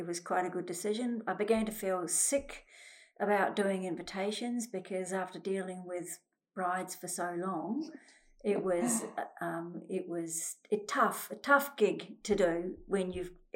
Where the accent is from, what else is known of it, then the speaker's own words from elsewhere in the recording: New Zealand; moved away; I came from New Zealand and I was brought up in a family where my mother did all sorts of things